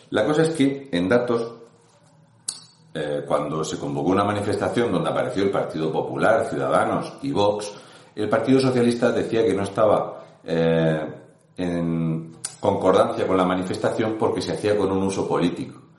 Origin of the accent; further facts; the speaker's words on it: Region of Murcia, Spain; un murciano encabronado.